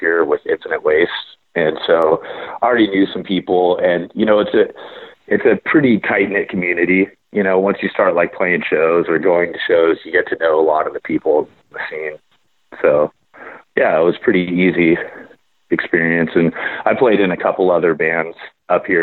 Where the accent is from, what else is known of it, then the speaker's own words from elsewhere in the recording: Corvallis, Oregon, United States; also born or lived in Bay Area, California; I'm from Corvallis.